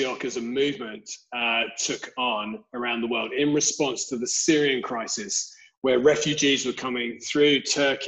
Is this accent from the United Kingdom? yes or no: yes; London, United Kingdom; I'm originally from Southeast London. I grew up there